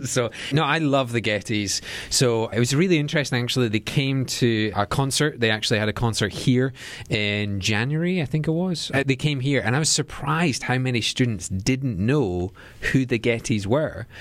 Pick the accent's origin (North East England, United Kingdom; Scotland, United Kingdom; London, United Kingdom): Scotland, United Kingdom; Edinburgh; our church that sits right in the middle of Edinburgh